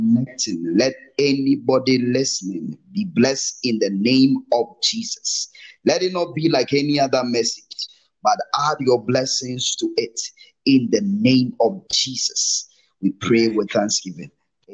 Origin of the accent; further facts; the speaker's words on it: Ghana; moved away as an adult; now in Namibia; I'm a Ghanaian, but currently I'm in Namibia